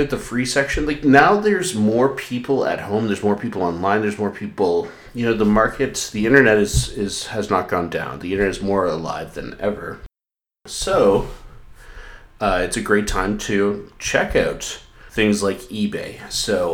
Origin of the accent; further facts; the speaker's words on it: Canada; I'm Scottish, not Irish. Well, I'm Canadian, but my grandpa was born in Scotland